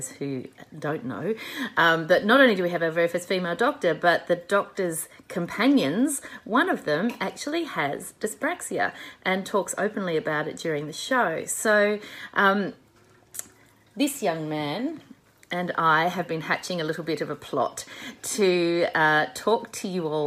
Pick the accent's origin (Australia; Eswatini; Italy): Australia